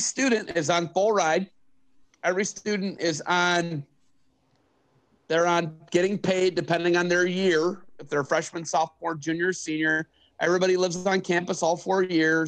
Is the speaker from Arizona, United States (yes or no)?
no; Oak Harbor, Ohio, United States; Oak Harbor. That's my hometown